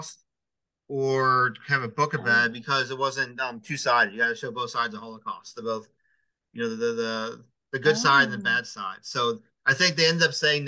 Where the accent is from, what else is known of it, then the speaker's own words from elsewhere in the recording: South Carolina, United States; growing up in South Carolina